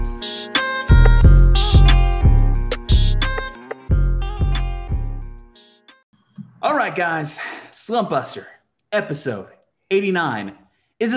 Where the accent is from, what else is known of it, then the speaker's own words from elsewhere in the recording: Albuquerque, New Mexico, United States; We're from Albuquerque, New Mexico